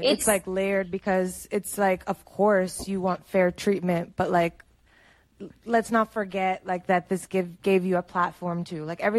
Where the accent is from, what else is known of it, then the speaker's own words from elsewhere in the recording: New York, United States; We are all from New York.